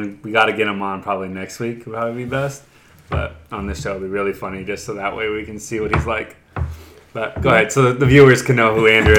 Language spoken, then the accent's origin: English; Canada; gosh, I'm Canadian. Holy smokes.